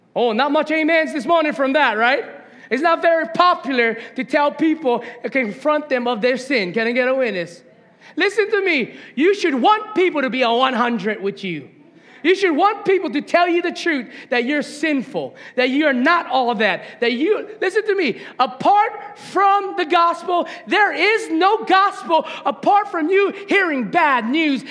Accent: Hawaiian homestead, United States; moved away as an adult; also born or lived in Las Vegas, Nevada; I grew up in the Hawaiian homestead

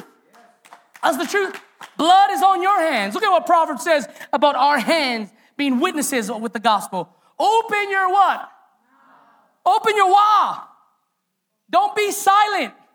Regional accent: Hawaii, United States; as a Hawaiian

